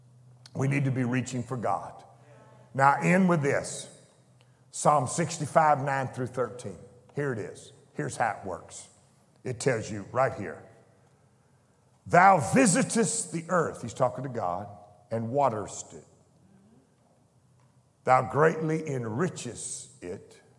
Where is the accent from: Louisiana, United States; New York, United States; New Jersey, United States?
Louisiana, United States; I was raised in Louisiana.